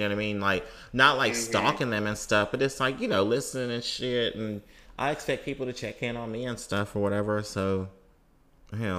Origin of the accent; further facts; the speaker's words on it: Mississippi, United States; when I was growing up in Mississippi